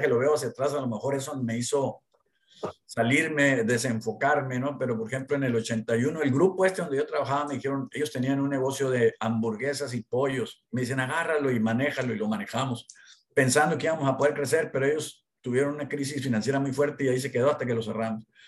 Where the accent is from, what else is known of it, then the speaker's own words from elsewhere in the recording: Hermosillo, Sonora, Mexico; also born or lived in Monterrey, Mexico; toda la primaria, secundaria y preparatoria en el Colegio Regis, de aquí de Hermosillo.